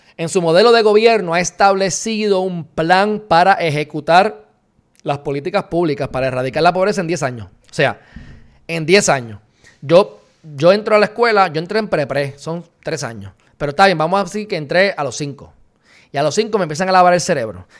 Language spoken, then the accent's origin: Spanish; Puerto Rico; puertorriqueños enteros, para propósito de Estados Unidos, somos minoría en general, somos hispanos